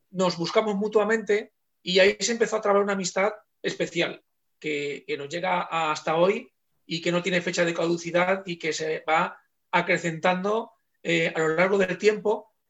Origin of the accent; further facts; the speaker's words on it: Valencian Community, Spain; los dos somos valencianos